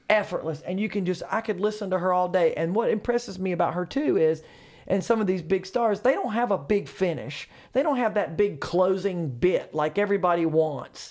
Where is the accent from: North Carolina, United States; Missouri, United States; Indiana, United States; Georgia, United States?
North Carolina, United States; Charlotte; Charlotte, I'm from Charlotte